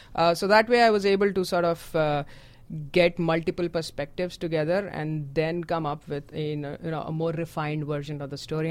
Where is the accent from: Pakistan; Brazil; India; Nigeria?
India; moved away; I am from India.